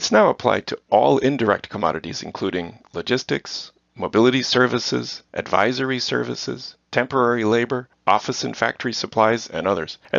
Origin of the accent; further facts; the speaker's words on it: Netherlands; I was born and raised in the Netherlands.